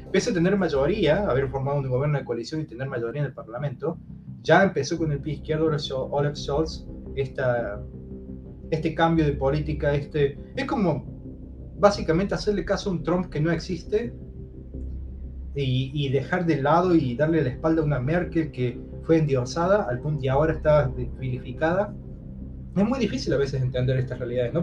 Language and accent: Spanish; Argentina; moved away as an adult; also born or lived in United States / France / China; now in Berlin, Germany; vivo en Berlín, en Alemania, desde hace dos años. He vivido antes en Estados Unidos, en Francia, en China y soy de Argentina